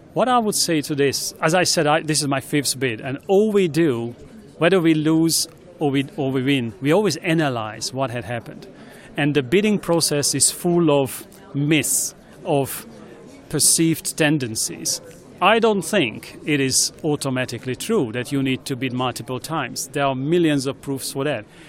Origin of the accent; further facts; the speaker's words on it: Hungary; accent: Hungarian; English is a second language; moved away as an adult; also born or lived in Sydney / Athens / Beijing; now in China; i'm obviously hungarian I hope it's not only my accent in English, but also definitely by birth